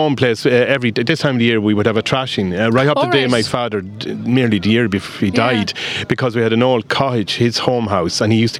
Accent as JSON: {"language": "English", "region": "Westmeath", "country": "Ireland", "tie": "born or raised there", "accent": "Westmeath", "moved": "yes", "lives_now": "Clare, Ireland", "said": "I come from a farm in Westmeath, and I'm from Clare. Those that know me, they pick up the accent down here to know. I still have got the Westmeath."}